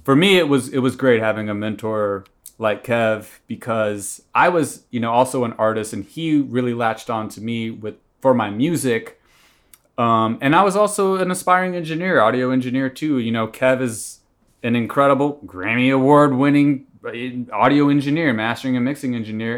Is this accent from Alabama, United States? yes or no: no; Atlanta, Georgia, United States; moved away as an adult; also born or lived in Tallahassee, Florida; now in Los Angeles, United States; I was raised in Atlanta and then went to college in Northwest Florida, Tallahassee, Florida